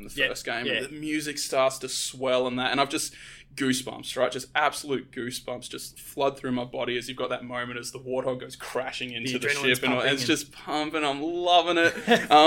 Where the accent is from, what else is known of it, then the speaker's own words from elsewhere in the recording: Tasmania, Australia; now in Melbourne, Australia; I'm originally from Tasmania